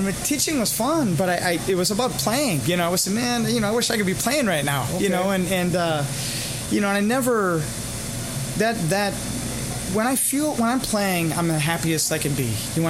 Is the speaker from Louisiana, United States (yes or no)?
no; Crivitz, Wisconsin, United States; I grew up in a small town north on a farm. I grew up in Crivitz, Wisconsin, and with no background at all.